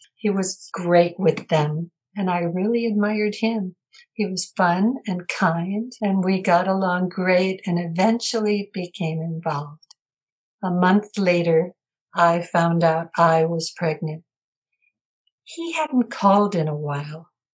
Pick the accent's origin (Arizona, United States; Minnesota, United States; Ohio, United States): Minnesota, United States; Minneapolis; I grew up in Minneapolis, Minnesota, in a loving family